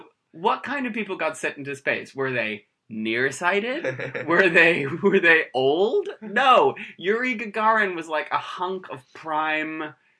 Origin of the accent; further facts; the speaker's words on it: United States; now in London, United Kingdom; That would reveal that I'm American